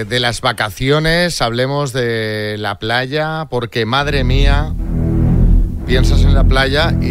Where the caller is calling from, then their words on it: Málaga, Andalusia, Spain; Buenos días, aquí … de Málaga.